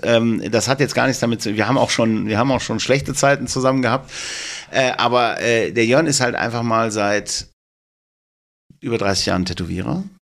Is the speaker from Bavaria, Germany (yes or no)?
no; Duisburg, North Rhine-Westphalia, Germany; ich komme aus Duisburg